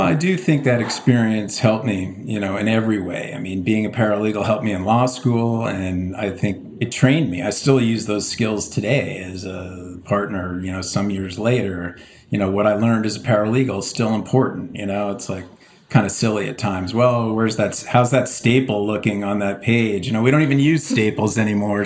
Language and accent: English; Palos Verdes, California, United States; moved away as an adult; also born or lived in Baltimore / San Diego / Boston; now in New York, United States; I grew up in the Los Angeles area in a quite idyllic place called Palos Verdes